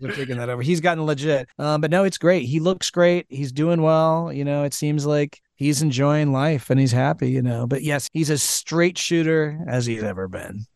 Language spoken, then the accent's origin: English; Nebraska, United States; I'm from Nebraska